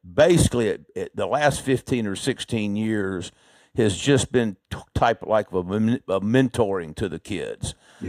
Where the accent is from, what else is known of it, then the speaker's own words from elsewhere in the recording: Birmingham, Alabama, United States; also born or lived in Lynchburg, Virginia; I was born actually in Lynchburg, Virginia, but moved around a lot before I was 12. And then we moved to Birmingham when I was 12 and pretty much was raised in Birmingham after that.